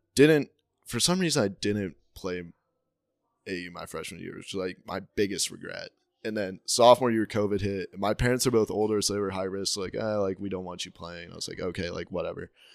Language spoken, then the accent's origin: English; Salt Lake Valley, Utah, United States; born or raised there